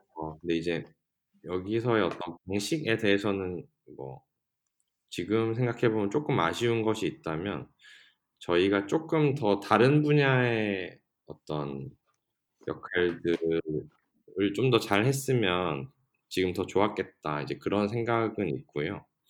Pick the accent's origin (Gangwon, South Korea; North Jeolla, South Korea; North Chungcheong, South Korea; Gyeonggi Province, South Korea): Gangwon, South Korea; Gangneung; moved away; 저처럼 강릉이 고향이고 다시 뭐 나갔다가 돌아온 케이스.